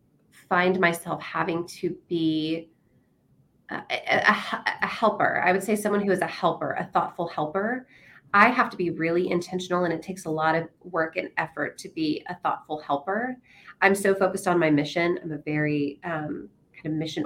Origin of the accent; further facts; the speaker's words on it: Nashville, Tennessee, United States; now in San Antonio, United States; I'm from Nashville, Tennessee originally